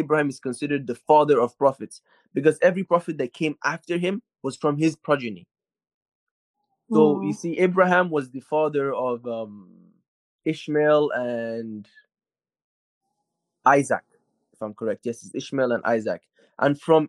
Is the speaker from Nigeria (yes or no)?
yes; Nigeria; I'm from Nigeria